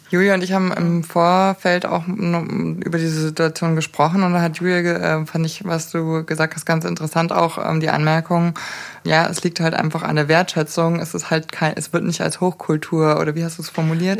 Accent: Munich, Bavaria, Germany; ich bin geboren in München

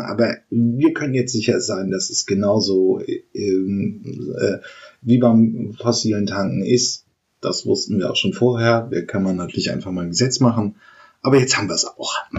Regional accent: Germany; wir Deutschen

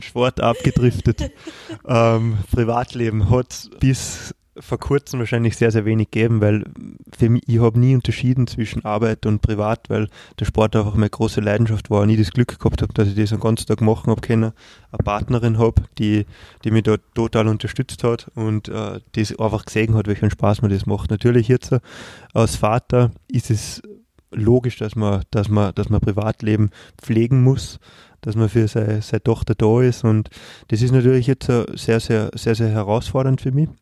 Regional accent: Austria; wir als Österreicher

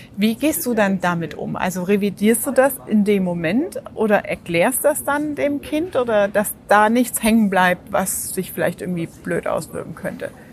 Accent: Germany; bei uns in Deutschland

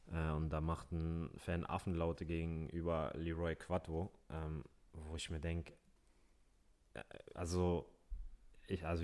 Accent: Hamburg, Germany; ich bin äh, in Hamburg geboren, im Barmbek aufgewachsen. Das ist ein Stadtteil, der ist sehr multikulti

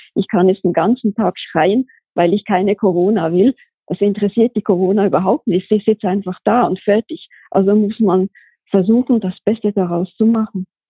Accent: Switzerland; moved away as an adult; ich bin geboren und aufgewachsen in der Schweiz, hab da auch gearbeitet.

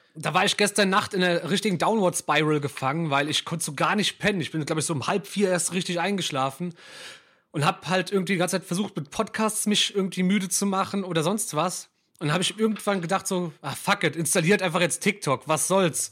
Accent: Mainz, Rhineland-Palatinate, Germany; ich als gebürtiger Mainzer

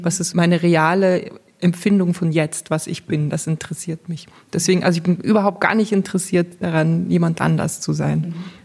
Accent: Belarus; moved away; ich komme aus Weißrussland, also aus der Sowjetunion ehemals

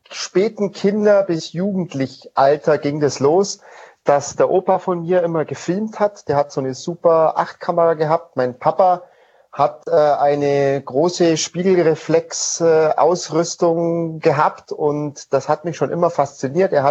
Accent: Bavaria, Germany; Und ich bin im Allgäu aufgewachsen und da ist man natürlich viel in den Bergen unterwegs viel beim Skifahren, Snowboarden, Klettern und sonstige Sachen.

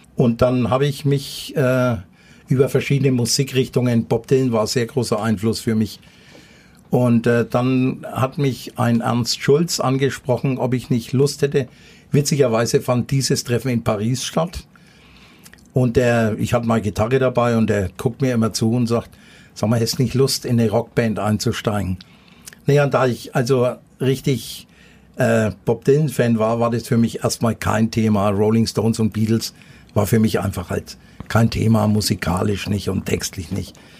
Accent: Nuremberg, Bavaria, Germany; also born or lived in Thuringia; ich bin äh, hinterm Nordklinikum aufgewachsen in der Flurstraße

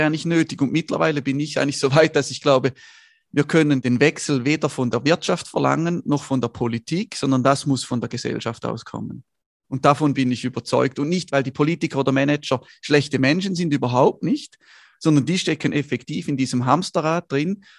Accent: Schaffhausen, Switzerland; Ich komme aus Schaffhausen also aus der Nordschweiz

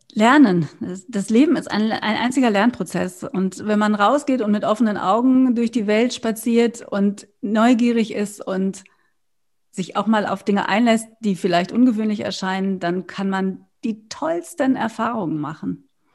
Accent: Germany; also born or lived in Berlin; bei uns in Deutschland

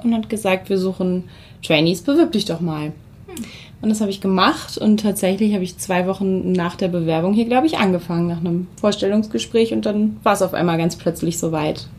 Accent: Hamelin, Lower Saxony, Germany; moved away as an adult; now in Lüneburg, Germany; in meine Heimat, ins äh, Weserbergland, nach, ins sehr beschauliche Hameln gegangen.

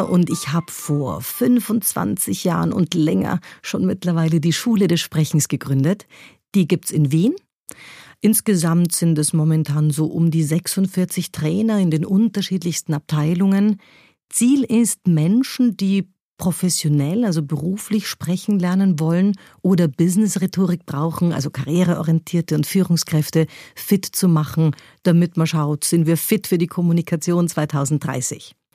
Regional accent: Munich, Bavaria, Germany; Ich bin in München bei den Großeltern aufgewachsen und das war ja, das war zum Teil ein wilder Haushalt mit einer preußischen Großmutter und einem urbayerischen Großvater.

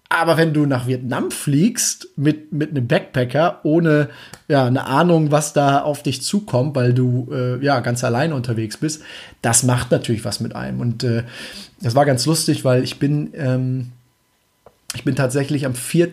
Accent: Germany; als Deutscher

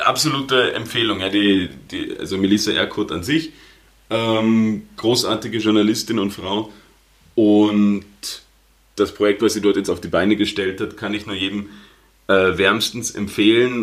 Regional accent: Germany; now in Austria; als Deutscher in Österreich

